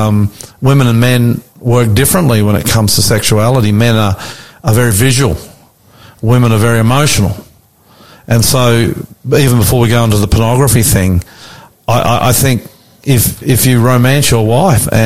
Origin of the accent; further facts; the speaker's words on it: Australia; us two Aussie bogans